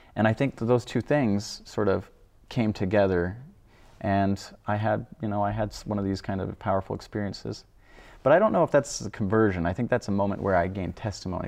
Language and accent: English; Idaho, United States; also born or lived in Wyoming; I'm from Idaho, I guess. Originally, I was born in Wyoming, but grew up in Idaho